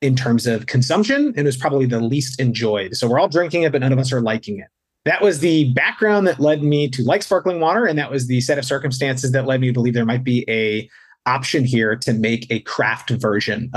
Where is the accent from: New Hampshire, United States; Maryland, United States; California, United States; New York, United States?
New York, United States; outside New York City, United States; moved away; I grew up outside New York City in a family with a health freak for a mom